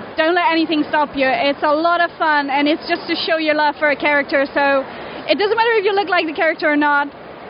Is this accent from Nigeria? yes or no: no; Netherlands; I'm here at London Film and Comic Con, dressed up as Belle from Once Upon a Time. I come from Holland